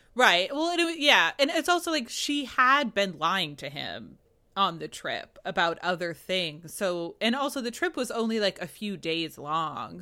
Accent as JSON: {"language": "English", "region": "New England", "country": "United States", "said": "I'm from New England, uh, you know, from Puritan stock"}